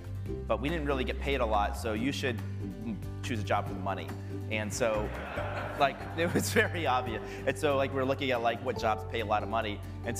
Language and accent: English; Albany, New York, United States; I grew up in Albany, New York, so I actually think of myself more as a New Yorker. I was for 18, 19 years.